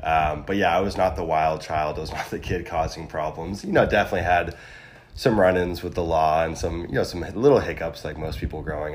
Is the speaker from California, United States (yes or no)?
yes; Big Sur, California, United States; also born or lived in San Luis Obispo; I grew up in Big Sur, California, so a small town on the Central Coast, super rural setting